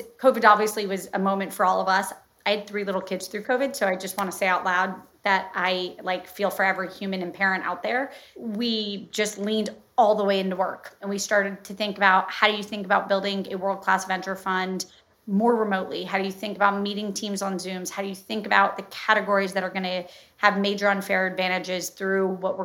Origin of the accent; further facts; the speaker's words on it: Florida, United States; now in New York, United States; I'm from Florida